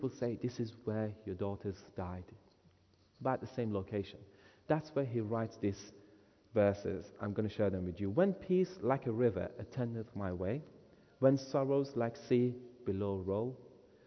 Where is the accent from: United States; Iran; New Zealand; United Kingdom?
Iran; moved away; I was born in Iran, grew up there, came to Christ there